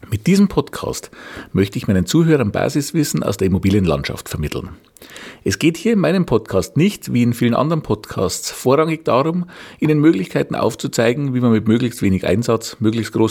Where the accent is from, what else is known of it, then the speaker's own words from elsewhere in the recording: Regensburg, Bavaria, Germany; ich komme aus Regensburg. Wie man wahrscheinlich unschwer erkennen kann, liegt meine Heimatstadt im schönen Bayern.